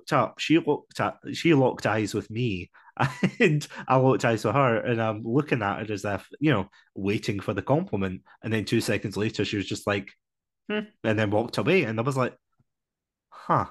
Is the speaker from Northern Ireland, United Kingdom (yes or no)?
no; Scotland, United Kingdom; as a Scotsman